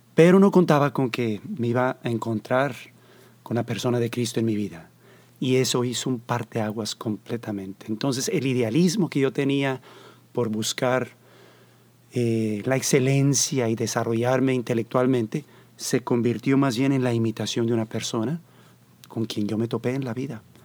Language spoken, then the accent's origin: Spanish; Monterrey, Nuevo León, Mexico; moved away; also born or lived in Mexico City / United States / Costa Rica; Soy Montano. Nací aquí, aunque todo el mundo cree que soy chilango porque viví 10 años en el Distrito Federal